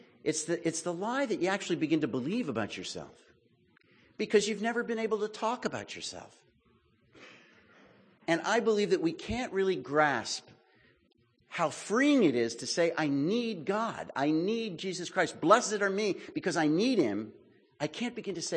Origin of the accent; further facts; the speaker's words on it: Texas, United States; I'm from Texas